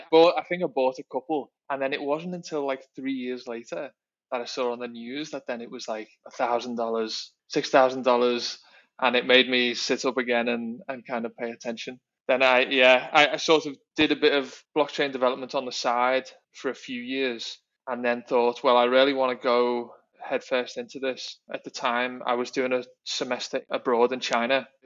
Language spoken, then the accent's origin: English; Liverpool, North West England, United Kingdom; moved away as an adult; also born or lived in London; now in Singapore; I'm from Liverpool in the UK originally, and now in Singapore